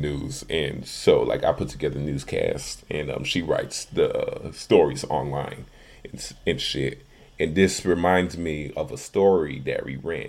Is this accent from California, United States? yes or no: no; Chicago, Illinois, United States; accent: Chicago; growing up in Chicago